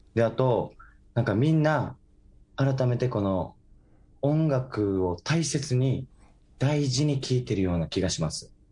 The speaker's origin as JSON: {"language": "Japanese", "region": "Okinawa", "country": "Japan"}